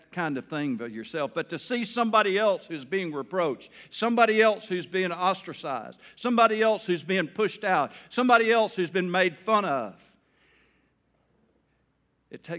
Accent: Taylor, Arkansas, United States; I was from Taylor, a little old town

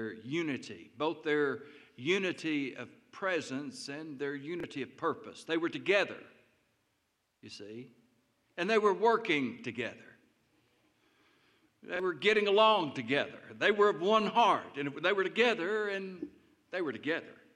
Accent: Taylor, Arkansas, United States; when I was growing up in Taylor, Arkansas

